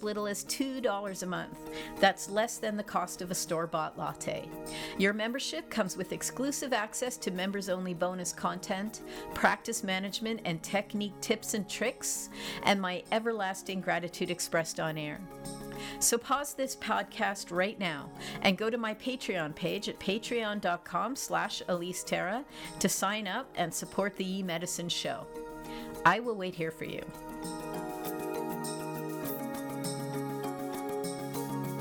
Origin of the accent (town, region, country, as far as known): Toronto, Ontario, Canada